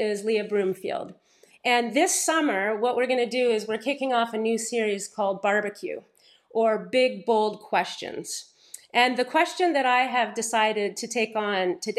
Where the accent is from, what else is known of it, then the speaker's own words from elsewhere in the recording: Paris, Ontario, Canada; when I grew up here in Paris, Ontario, it was a very small town at the time